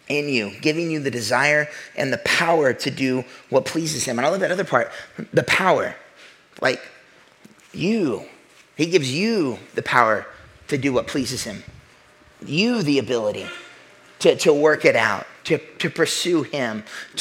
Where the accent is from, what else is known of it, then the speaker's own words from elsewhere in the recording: the Bible Belt, United States; I'm from the Bible Belt